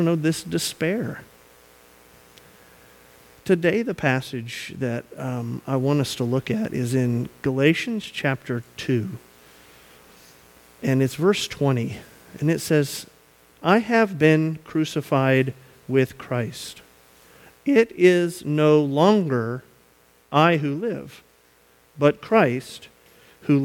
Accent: the South, United States; moved away; We are from the South.

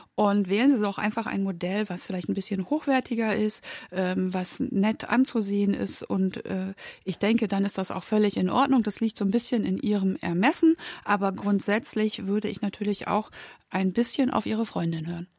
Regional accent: Germany; also born or lived in Berlin; wir Deutschen

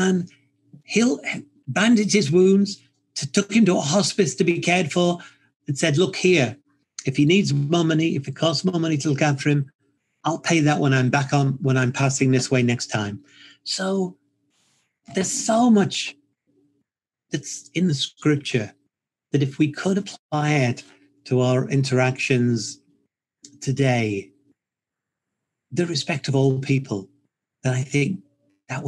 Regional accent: United Kingdom; being British

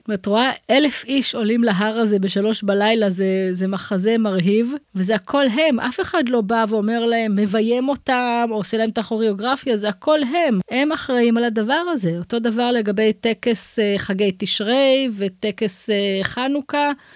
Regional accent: Israel; אני גרה באזור שלי, במושב שגדלתי בו

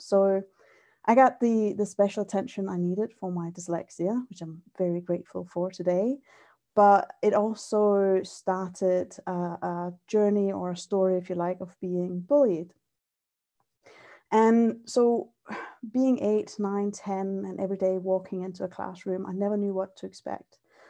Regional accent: Denmark; now in Scotland, United Kingdom; Yeah, so I grew up in Denmark, and when I was about 8, I changed schools.

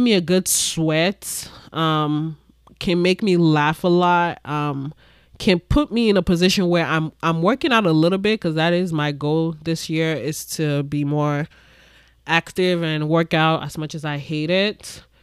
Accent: Ibadan, Oyo, Nigeria; moved away; also born or lived in Lagos, Nigeria; I grew up in Nigeria. I grew up in Ibadan, Nigeria.

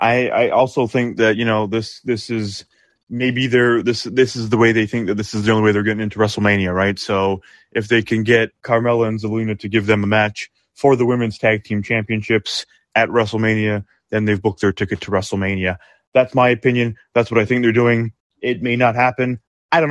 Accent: United Kingdom; I'm British myself.

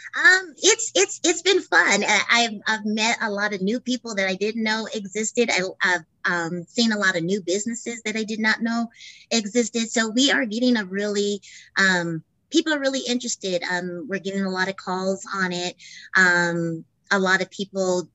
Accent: Albuquerque, New Mexico, United States; born and raised in Albuquerque

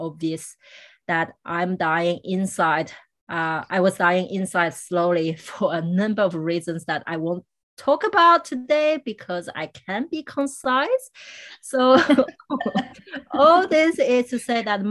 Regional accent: France; moved away; growing up in France

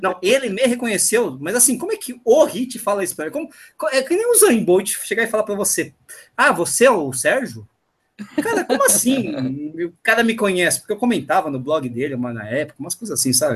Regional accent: ABC Paulista, São Paulo, Brazil; eu sou do ABC

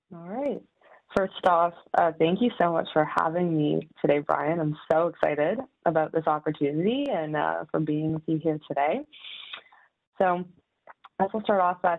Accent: Mississauga, Ontario, Canada; now in Toronto, Canada; I live in Toronto, uh, but I'm from Mississauga

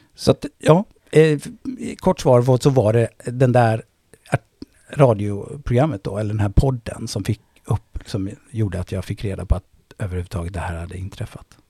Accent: Gothenburg, Västra Götaland, Sweden; accent: göteborgska; moved away as an adult; now in Stockholm, Sweden; Jag är från Tuve. Precis. Ja. Uh, en bit bort här, Håkansdal. Uh, eh, jag är faktiskt född på i, vad heter det, Östra Gunnelsgärde

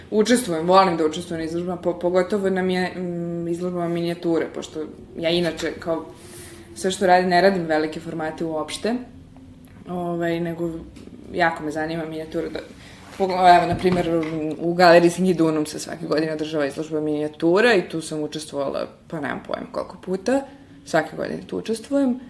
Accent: Serbia; iz, iz Srbije smo prošli samo ja i moj profesor Velimir Ukićević.

